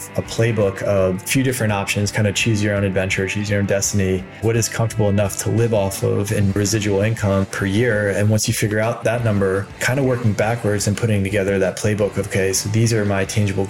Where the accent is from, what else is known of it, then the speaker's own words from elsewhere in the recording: Annapolis, Maryland, United States; moved away as an adult; also born or lived in San Francisco; now in San Diego, United States; I was born in Annapolis, Maryland. So East Coaster, born and raised